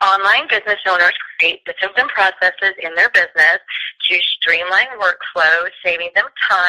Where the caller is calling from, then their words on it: Gainesville, Florida, United States; I'm calling from Gainesville, Florida.